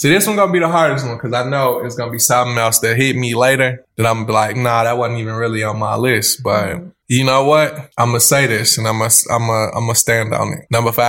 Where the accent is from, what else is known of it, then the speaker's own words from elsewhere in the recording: Chicago, Illinois, United States; I'm from the South Side and love the Cubs.